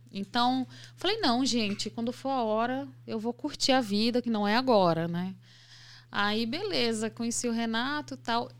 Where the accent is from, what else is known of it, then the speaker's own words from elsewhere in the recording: Pará, Brazil; moved away as an adult; also born or lived in Tabocas, Exu, Pernambuco / interior of São Paulo; now in São Paulo, Brazil; eu nasci lá no Agreste do Sertão de Pernambuco, lá em Tabocas, uma cidade bem pequenininha, no distrito de Exu, né? E aí, com mais ou menos sete anos, quando eu tinha sete anos, a minha família mudou para o Pará